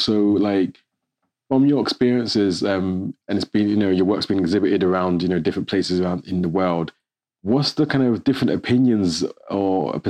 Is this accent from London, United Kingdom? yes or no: yes; London, United Kingdom; I was born in London and my family comes from the Caribbean.